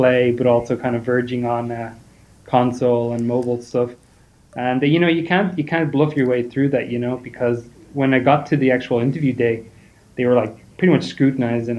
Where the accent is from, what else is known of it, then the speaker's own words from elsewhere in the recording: Ireland; I'm from Ireland.